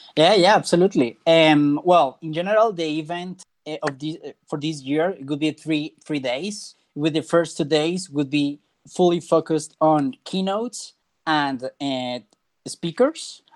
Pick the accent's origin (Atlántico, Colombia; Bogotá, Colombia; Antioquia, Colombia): Bogotá, Colombia; Bogota, Colombia; I am not from Medellin, I'm from Bogota